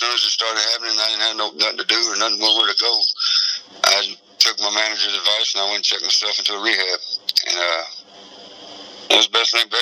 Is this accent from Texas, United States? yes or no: yes; Texas, United States; also born or lived in Wichita, Kansas / Kentucky / Ohio / Indiana; now in Pennsylvania, United States; I was born and raised in Texas